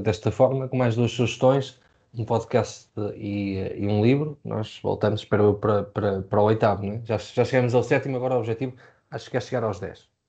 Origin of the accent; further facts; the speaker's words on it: Portugal; como portugueses